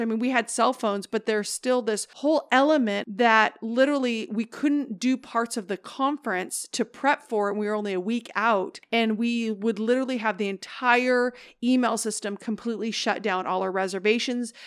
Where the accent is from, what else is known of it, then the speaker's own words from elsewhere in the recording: Oregon, United States; now in Northern California, United States; I'm from Oregon